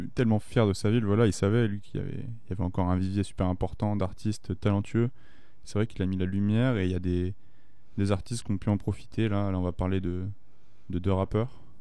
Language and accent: French; France; chez nous en France